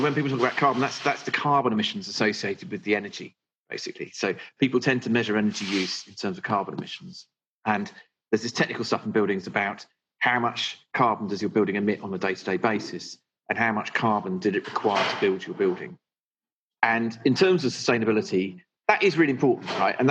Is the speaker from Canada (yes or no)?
no; Suffolk, East of England, United Kingdom; also born or lived in North London; now in London, United Kingdom; I grew up in Suffolk, and I had a lovely, like, Enid Blyton type childhood